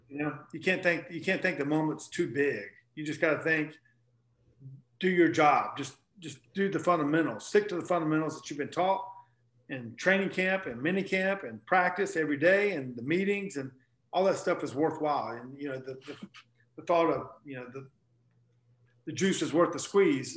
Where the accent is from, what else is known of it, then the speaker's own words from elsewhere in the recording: North Carolina, United States; I grew up basketball player in North Carolina